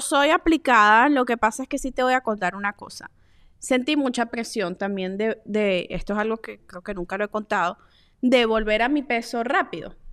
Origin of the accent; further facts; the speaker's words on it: Venezuela; nosotras que somos venezolanas